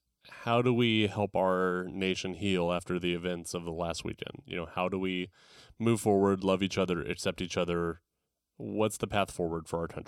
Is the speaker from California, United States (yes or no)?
yes; Tulare, California, United States; I'm from Tulare.